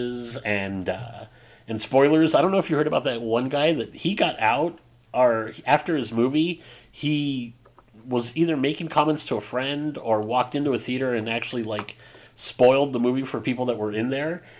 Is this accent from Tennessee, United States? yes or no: no; San Diego, California, United States; I'm from San Diego